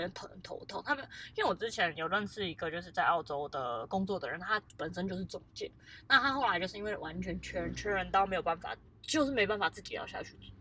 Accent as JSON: {"language": "Chinese", "country": "Taiwan", "said": "我是台湾人"}